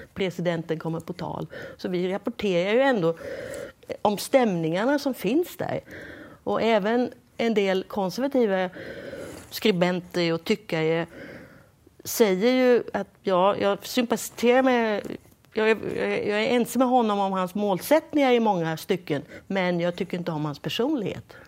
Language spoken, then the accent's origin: Swedish; Sweden; now in United States; som svensk reportör från USA